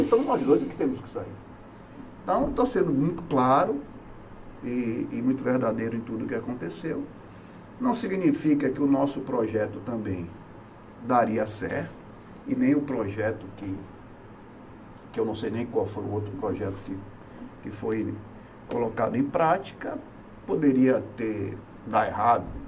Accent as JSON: {"language": "Portuguese", "town": "Salvador", "region": "Bahia", "country": "Brazil", "moved": "as an adult", "lives_now": "Itabuna, Brazil", "said": "eu sou de Salvador, é, mas eu me considero de Itabuna, tenho 36 anos que eu estou em Itabuna."}